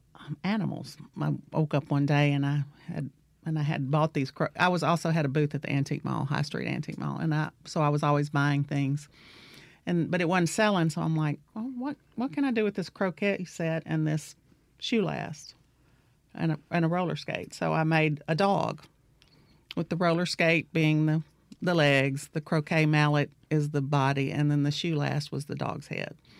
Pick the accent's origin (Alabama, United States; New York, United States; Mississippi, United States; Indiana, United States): Mississippi, United States; Centerville; I'm from Centerville, Mississippi. Grew up in Wilkinson County.